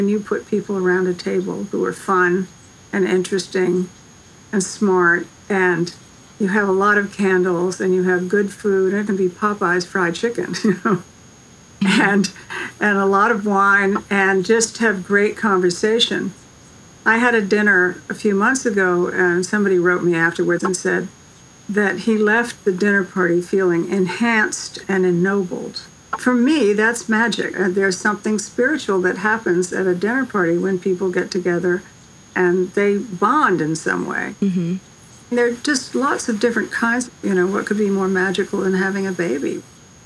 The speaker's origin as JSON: {"language": "English", "area": "Savannah / Statesboro", "region": "Georgia", "country": "United States", "tie": "born or raised there", "also_born_or_lived": "Statesboro, Georgia", "said": "I grew up with this in Savannah, in a small town in Statesboro, Georgia, which was haunted. And I spent my summers there"}